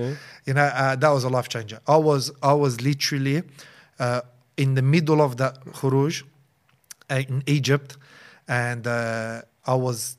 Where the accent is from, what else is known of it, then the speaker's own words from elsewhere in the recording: Auburn, New South Wales, Australia; I just wanted what was closest to the masjid because I was originally from Auburn and back then it was only Masjid Amr, the old Masjid Amr, 2004, you know?